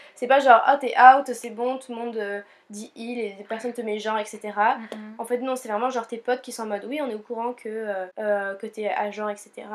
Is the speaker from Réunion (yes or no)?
yes; Réunion; now in Montpellier, France; on est originaire de l'île de la Réunion